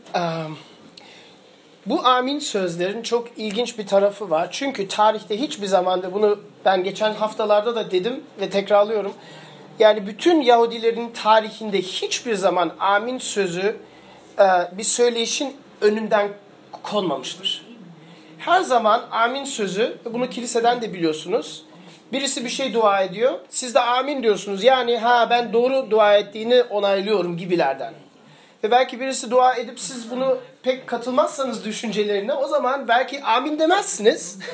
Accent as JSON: {"language": "Turkish", "country": "Germany", "tie": "born or raised there", "said": "ben büyürken Almanya'da doğdum, büyüdüm ve Almanya'da çok büyük ırkçılık sorunu vardı"}